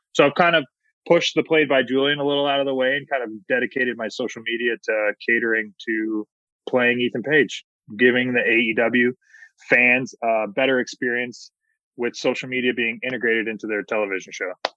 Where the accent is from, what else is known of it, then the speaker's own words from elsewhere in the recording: Hamilton, Ontario, Canada; my hometown of Hamilton, Ontario